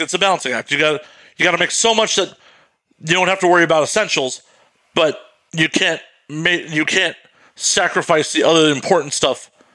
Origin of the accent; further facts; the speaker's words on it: Midwest, United States; I grew up in the Midwest